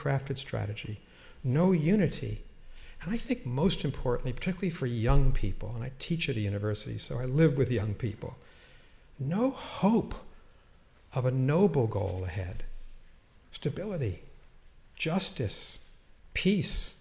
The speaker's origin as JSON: {"language": "English", "region": "Massachusetts", "country": "United States", "said": "my home state of Massachusetts"}